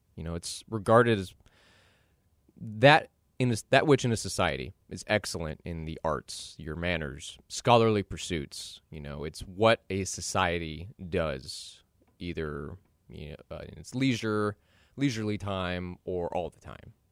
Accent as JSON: {"language": "English", "town": "Dallas", "region": "Texas", "country": "United States", "said": "I'm from Dallas"}